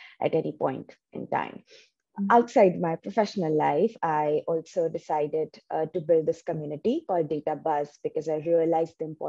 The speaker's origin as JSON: {"language": "English", "country": "India", "tie": "born or raised there", "also_born_or_lived": "New Jersey, United States", "second_language": "English", "moved": "as an adult", "lives_now": "United States", "said": "For 22 years, I was in my home state back in India."}